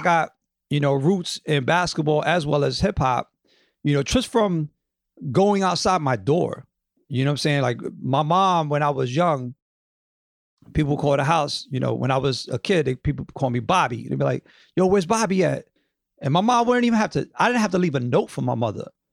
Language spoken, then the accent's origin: English; New York, United States; I grew up in the Upper West Side